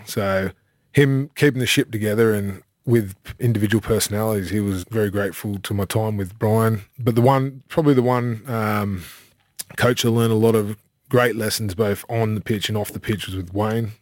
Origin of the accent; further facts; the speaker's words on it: Sydney, New South Wales, Australia; moved away as an adult; also born or lived in United Kingdom; now in Mackay, Australia; I grew up in Avalon, Manly.